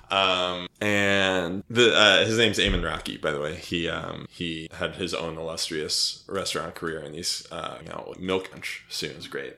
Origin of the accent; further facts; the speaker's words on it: suburban New Jersey, United States; moved away as an adult; also born or lived in Michigan / New York; I was born in Michigan. Uh, I grew up in suburban New Jersey um, and went to school in New York uh, when I was 18 and lived there for 10 years